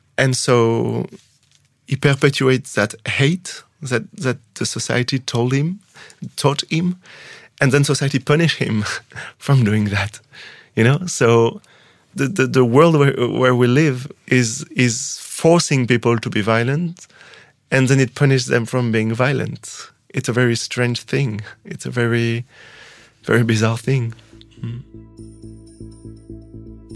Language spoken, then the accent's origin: English; France; first language French; English is a second language; I was born in France. I didn't choose it. I didn't choose the language that people put in my body.